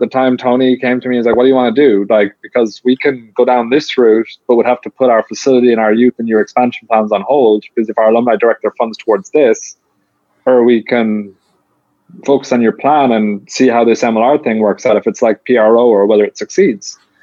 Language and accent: English; Limerick, Munster, Ireland; moved away; I'm from Limerick, which is like where Munster rugby is based